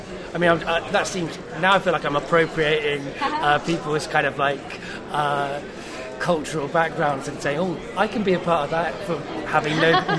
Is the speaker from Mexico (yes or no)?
no; Cardiff, Wales, United Kingdom; I guess in a way, when I was growing up in Cardiff with English parents, I was hyphenated in that for that duration of that time.